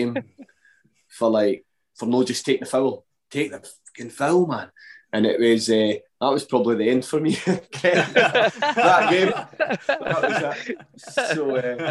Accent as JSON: {"language": "English", "town": "Dumfries", "region": "Scotland", "country": "United Kingdom", "tie": "born or raised there", "also_born_or_lived": "Glasgow", "said": "Queen of the South, my hometown"}